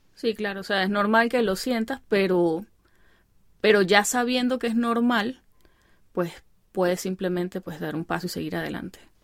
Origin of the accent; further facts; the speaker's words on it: Venezuelan Andes, Venezuela; accent: gocho; moved away; mi gocho